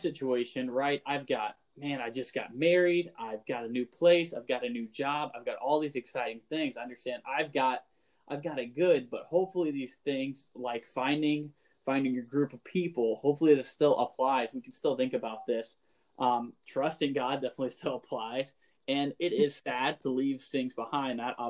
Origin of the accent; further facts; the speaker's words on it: Florida, United States; moved away as an adult; now in Wisconsin, United States; I'm from Florida